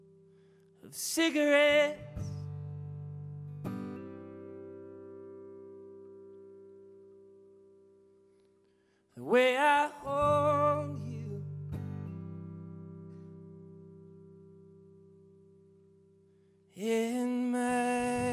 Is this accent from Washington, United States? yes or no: yes; Seattle, Washington, United States; We're from Seattle, Washington.